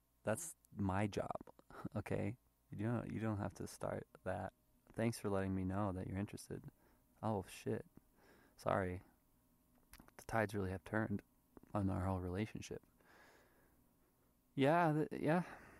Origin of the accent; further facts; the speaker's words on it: United States; So, I mean, I'm American, but, you know, my parents are Thai, I look Thai, whatever.